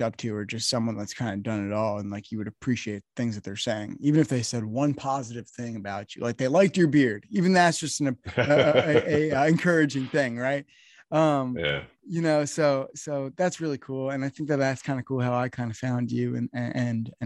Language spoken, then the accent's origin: English; New Jersey, United States; I'm from New Jersey